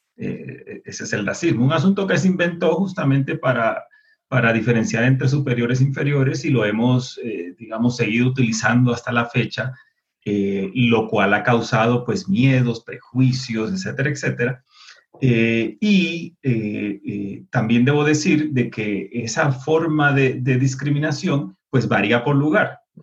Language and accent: Spanish; Puerto Rico; also born or lived in United States; now in Colombia; nosotros los puertorriqueños